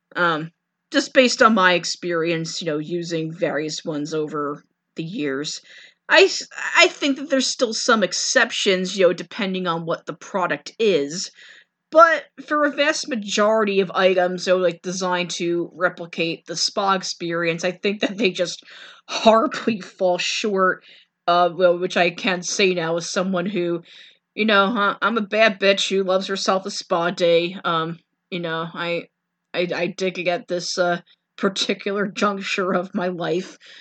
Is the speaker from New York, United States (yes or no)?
yes; New York City, New York, United States; being a New Yorker